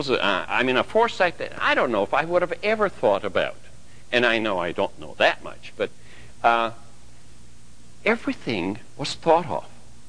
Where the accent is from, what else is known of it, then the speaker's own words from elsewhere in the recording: Hungary; I remember personally when we came from Hungary, and this was not that long ago, in 1956, we came to Regina.